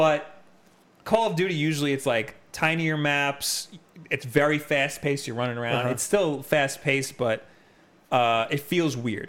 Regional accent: Long Island, New York, United States; We're from Long Island

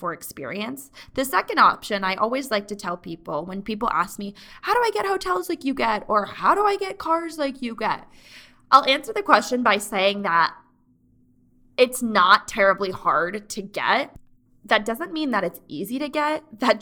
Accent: Mansfield, Connecticut, United States; born or raised there

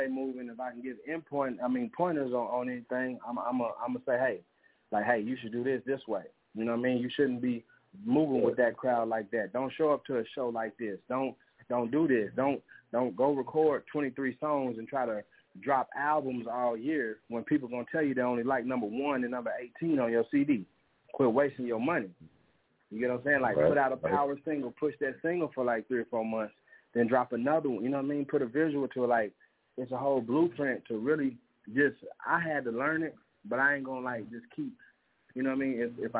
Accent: San Francisco, California, United States; now in Muskogee, United States; You know, even though I'm originally from San Francisco, California, the 415, Muskogee is my home, man.

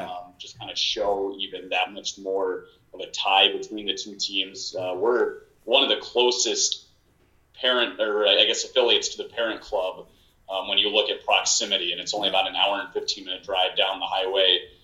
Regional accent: a couple of hours south of Chicago, Illinois, United States; I'm from Illinois um, probably you know, a couple of hours south of Chicago

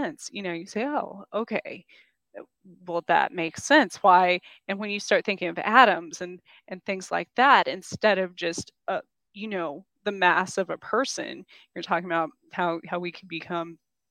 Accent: New Mexico, United States; moved away; also born or lived in New York / Kansas; where I grew up in New Mexico

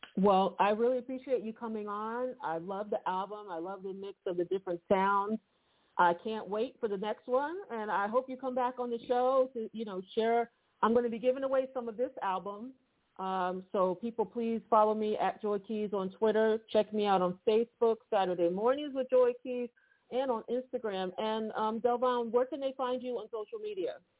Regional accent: Philadelphia, Pennsylvania, United States; I'm from Philly

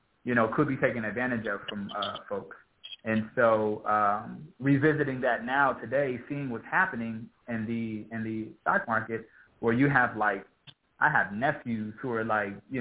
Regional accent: Los Angeles, California, United States; I'm from South Central Los Angeles

